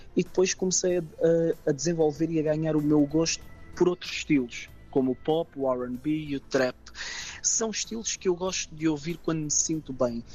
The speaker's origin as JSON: {"language": "Portuguese", "region": "Algarve", "country": "Portugal", "tie": "born or raised there", "said": "sou algarvio, algarvio de gema"}